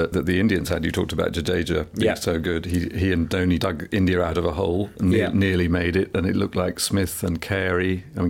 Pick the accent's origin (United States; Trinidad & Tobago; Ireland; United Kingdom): United Kingdom; England; because I'm an English cricket lover.